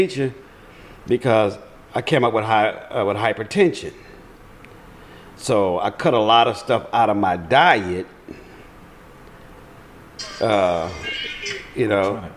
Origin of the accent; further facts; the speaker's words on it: Glencoe, Louisiana, United States; my brothers and I, we grew up in Glencoe, Louisiana, which is 8 miles from Sycamore